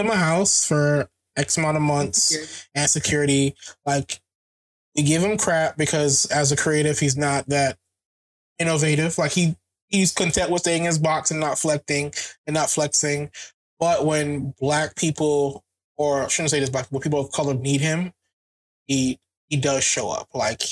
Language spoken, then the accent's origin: English; Jamaica; Being Jamaican